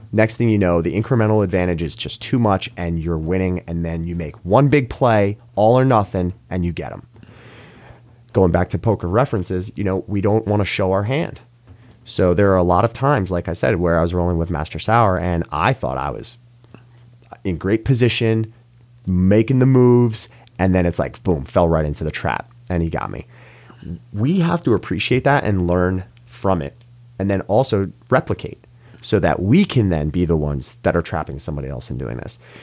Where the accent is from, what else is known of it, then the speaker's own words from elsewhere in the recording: New York, United States; as a New Yorker